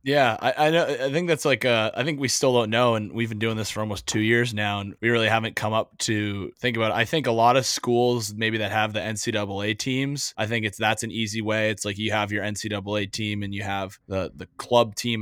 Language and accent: English; East Coast, United States; I, I'm from the East Coast